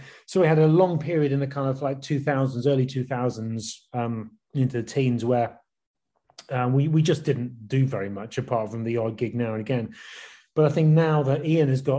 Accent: West Country, South West England, United Kingdom; moved away as an adult; also born or lived in London; Jen and I moved from the West Country, where we'd spent our teenage years

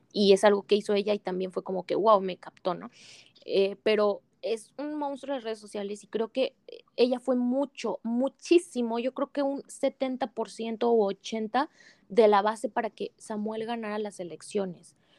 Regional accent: Mexico; nos representa como mexicanos

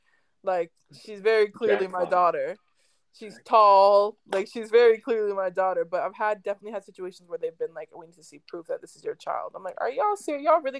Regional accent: Vancouver, British Columbia, Canada; also born or lived in United States; I'm mixed. I'm from Vancouver. My mom is white. My dad is black. My dad's American though, so I still had. And I lived in the States growing up for the most part

